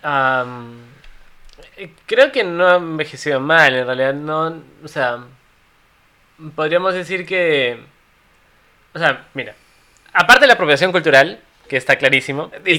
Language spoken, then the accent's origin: Spanish; Cusco, Peru; somos cusqueños